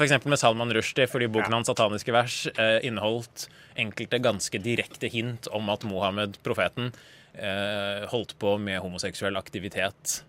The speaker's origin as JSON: {"language": "Norwegian", "country": "Norway", "tie": "born or raised there", "said": "jeg er født i Norge og ikke har noen verdens tilknytning til Iran whatsoever"}